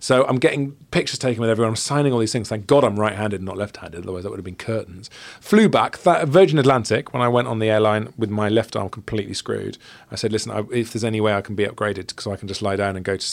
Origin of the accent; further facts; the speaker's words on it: South Wales, United Kingdom; growing up in South Wales